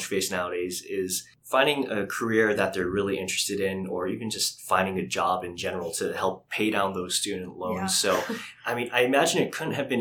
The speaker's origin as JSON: {"language": "English", "region": "Hawaii", "country": "United States", "tie": "born or raised there", "said": "I grew up in Hawaii where, you know, mm-hmm. median housing prices are through the roof."}